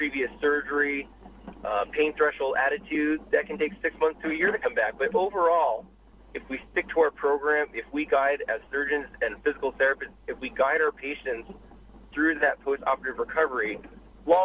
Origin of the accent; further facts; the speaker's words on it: Boston, Massachusetts, United States; moved away as an adult; now in Los Angeles, United States; I was born and raised in Boston, was there for 30 years before I moved out to L.A.